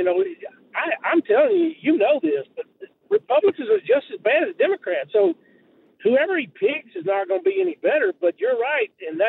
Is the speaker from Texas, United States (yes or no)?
yes; Texas, United States; moved away; I'm originally from Texas